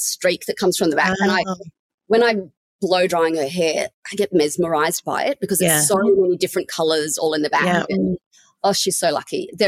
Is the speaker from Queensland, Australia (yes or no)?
no; Sydney, New South Wales, Australia; moved away as an adult; also born or lived in Canberra; Born and raised in Sydney, met my husband in Sydney. We're both from Sydney.